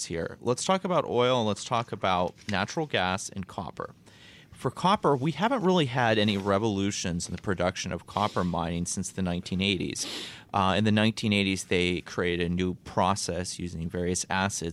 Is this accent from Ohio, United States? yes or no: yes; Northeast Ohio, United States; I'm from Ohio, Northeast Ohio